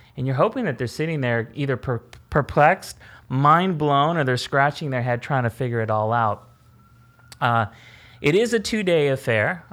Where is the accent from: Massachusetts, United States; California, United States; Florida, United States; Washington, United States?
California, United States; born or raised there